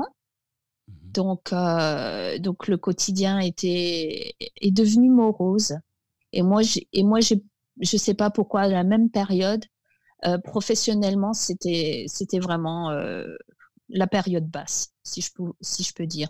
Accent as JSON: {"language": "French", "area": "Alsace", "region": "Grand Est", "country": "France", "tie": "born or raised there", "moved": "yes", "said": "mon enfance en Alsace, était, je dirais, particulier"}